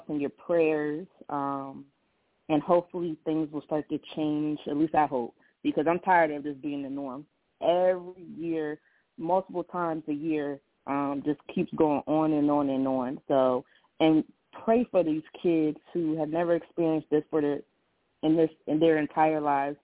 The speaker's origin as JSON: {"language": "English", "town": "Philadelphia", "region": "Pennsylvania", "country": "United States", "tie": "born or raised there", "said": "my hometown, Philadelphia"}